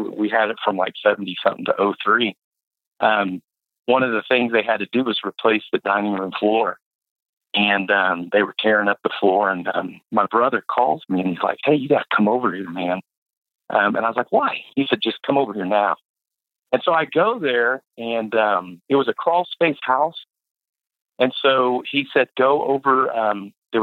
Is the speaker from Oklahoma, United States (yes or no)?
yes; Tulsa, Oklahoma, United States; the house that I grew up in was in Red Fork